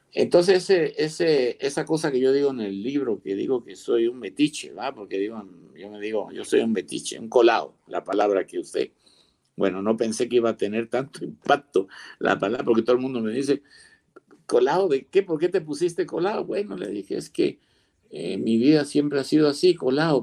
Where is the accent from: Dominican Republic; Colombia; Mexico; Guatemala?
Guatemala; also born or lived in Spain / Seville; yo nací en España, vine pequeño